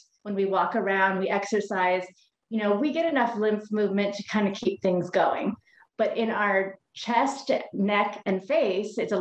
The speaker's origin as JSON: {"language": "English", "region": "Hawaii", "country": "United States", "said": "I am from Hawaii"}